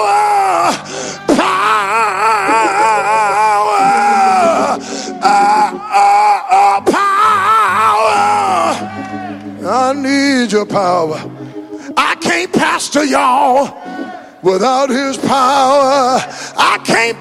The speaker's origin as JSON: {"language": "English", "area": "West Louisiana", "region": "Central East Texas", "country": "United States", "tie": "born or raised there", "said": "I grew up in Central East Texas, West Louisiana"}